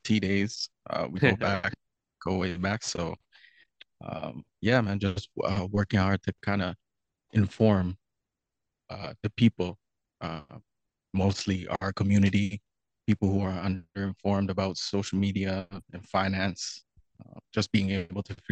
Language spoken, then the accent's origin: English; Toronto, Ontario, Canada; I'm from Scarborough, so in the East End, Greenbrae to be exact. So growing up there, it's a little different